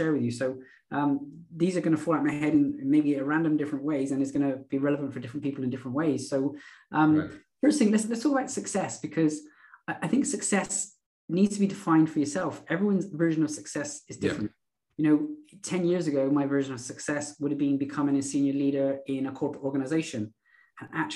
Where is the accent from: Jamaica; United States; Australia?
Australia; moved away as an adult; also born or lived in Netherlands / United Kingdom; And so I moved from Australia. We spent a bit of time living in the Netherlands, a bit of time living in the UK. And then as COVID hit a year ago, we made our way home back to Australia.